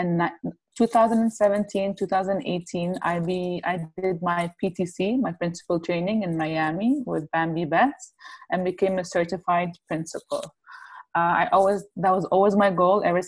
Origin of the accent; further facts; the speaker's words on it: Kuwait; I've been born and raised in Kuwait for my whole life.